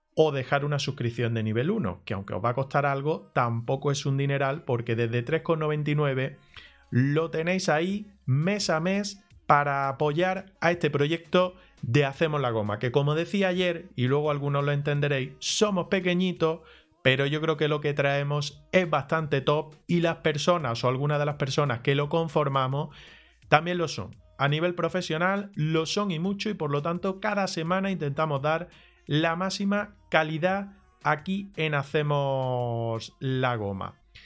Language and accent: Spanish; Granada, Andalusia, Spain; Nosotros somos de Granada, la mayoría